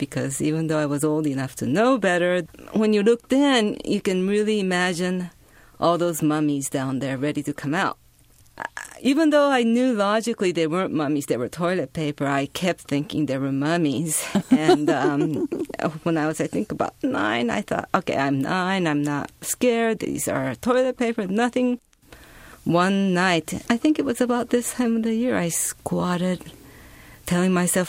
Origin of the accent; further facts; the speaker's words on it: Japan; English is a second language; So when I was growing up in Japan, we didn't speak English.